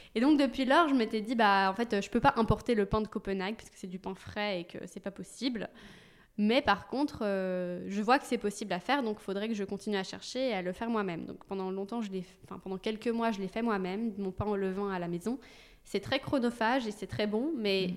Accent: Belgium; moved away as an adult; also born or lived in London; now in Paris, France; je suis belge donc en Belgique

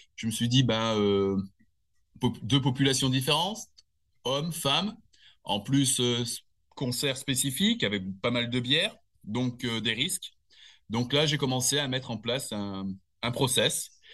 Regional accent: Nice, Provence-Alpes-Côte d'Azur, France; also born or lived in Annecy; je suis né à Annecy euh, il y a 54 ben, ans. Euh, j'ai grandi en grande partie, on va dire, dans le sud de la France

